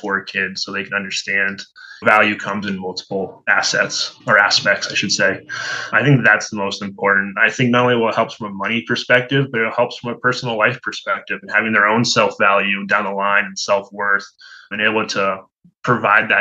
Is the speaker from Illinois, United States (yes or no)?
no; Hingham, Massachusetts, United States; I grew up in a little town outside of Boston called Hingham.